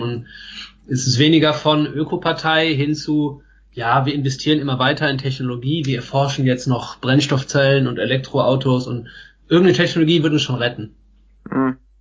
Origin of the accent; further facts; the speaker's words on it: Germany; hier bei uns in Deutschland